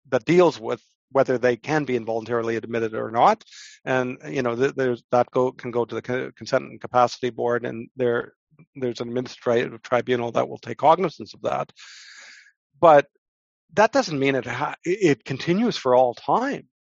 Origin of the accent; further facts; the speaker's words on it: Canada; But I'm a Canadian lawyer, so what can I say?